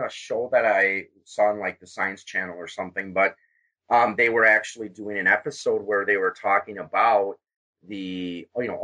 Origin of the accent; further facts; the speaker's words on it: Wisconsin, United States; instead of being born in Wisconsin